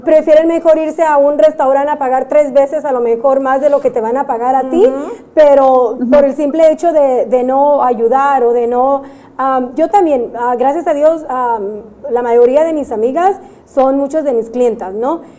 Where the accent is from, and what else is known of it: Mexico; now in United States